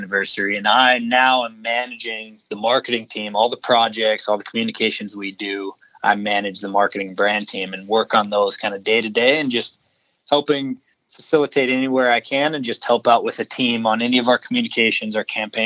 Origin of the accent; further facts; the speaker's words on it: Montana, United States; I grew up in Montana